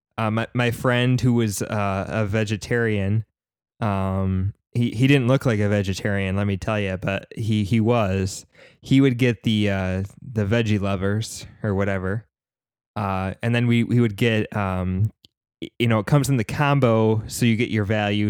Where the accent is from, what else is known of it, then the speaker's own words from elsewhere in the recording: upstate New York, United States; I grew up in a very small town, uh, nowhere near Syracuse, New York. Um, it was still in upstate New York.